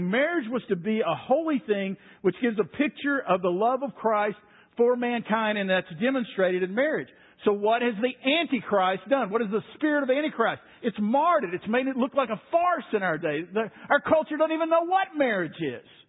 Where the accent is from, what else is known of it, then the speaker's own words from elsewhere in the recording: Waco, Texas, United States; I grew up in Waco